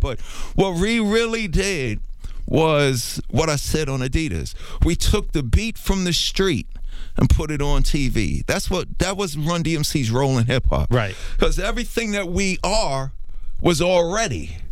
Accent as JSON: {"language": "English", "town": "New York City", "region": "New York", "country": "United States", "tie": "born or raised there", "also_born_or_lived": "Harlem, New York", "said": "my story began in Hollis, Queens, New York"}